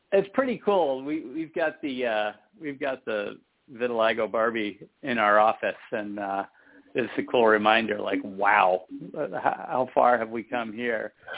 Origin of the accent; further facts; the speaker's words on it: San Francisco Bay Area, California, United States; I am from the San Francisco Bay Area